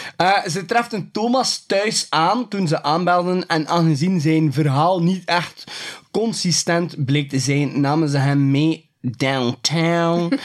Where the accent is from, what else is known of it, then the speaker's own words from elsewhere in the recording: West Flanders, Belgium; bij ons in West-Vlaanderen